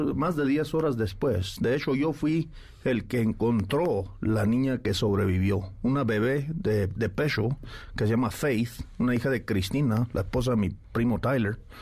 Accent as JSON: {"language": "Spanish", "country": "Mexico", "said": "como mexicanos"}